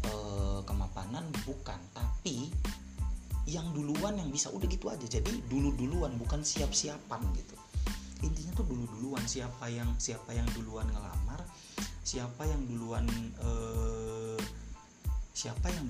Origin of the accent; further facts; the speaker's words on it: Cirebon, West Java, Indonesia; di 2019 itu gue masuk lagi di univ lokal univ lokal di di di kota gue di Cirebon